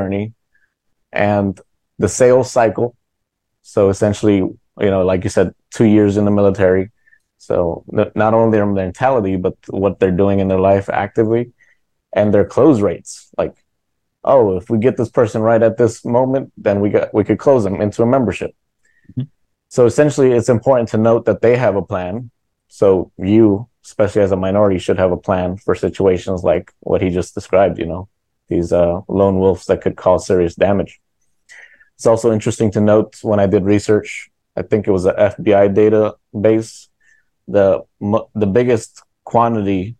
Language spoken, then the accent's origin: English; Chicago, Illinois, United States; my hometown Chicago